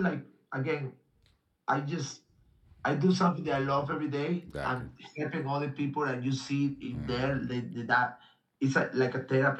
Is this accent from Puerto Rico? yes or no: no; Japan; English is a second language; Like, I tried, I come from Japan and I was doing jiu-jitsu.